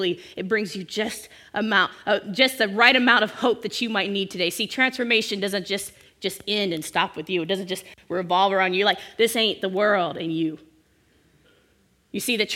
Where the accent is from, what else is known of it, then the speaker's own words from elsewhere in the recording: Bay Area, California, United States; I'm from the Bay Area